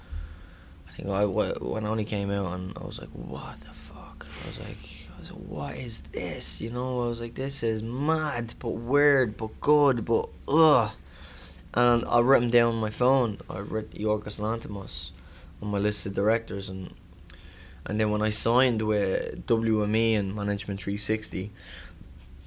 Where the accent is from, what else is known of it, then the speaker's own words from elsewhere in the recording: Ireland; I'm excited for my hometown as well to see it, Ireland